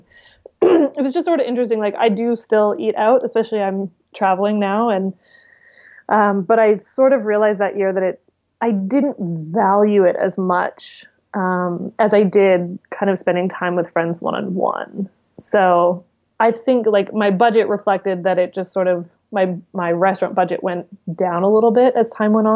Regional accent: British Columbia, Canada; being from British Columbia, it's just incredibly beautiful

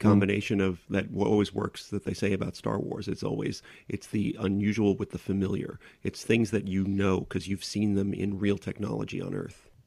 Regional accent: New York, United States

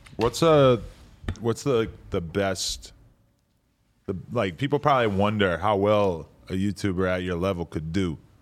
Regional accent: East Coast, United States; now in Los Angeles, United States; I'm from the East Coast where we just say son

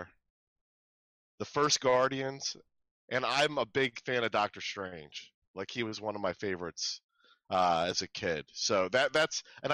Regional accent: outside of Philadelphia, Pennsylvania, United States; also born or lived in Michigan; I grew up outside of Philadelphia

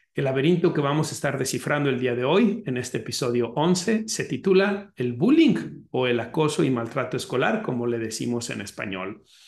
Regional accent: Mexico; now in United States; México es el país de donde yo soy originario y Estados Unidos, que es el país que me está en este momento, digamos, recibiendo, en donde yo estoy viviendo

